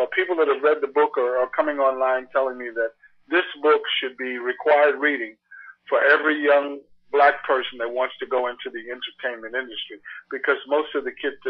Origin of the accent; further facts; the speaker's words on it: New York City, New York, United States; I'm from Sugar Hill, from Harlem.